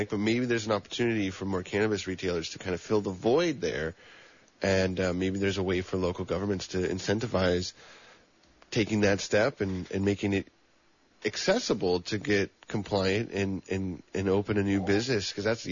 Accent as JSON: {"language": "English", "area": "El Dorado County", "region": "California", "country": "United States", "tie": "born or raised there", "said": "I grew up in El Dorado County"}